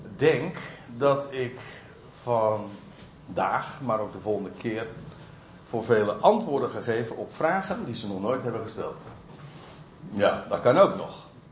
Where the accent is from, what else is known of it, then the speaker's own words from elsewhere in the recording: Netherlands; wij als Nederlanders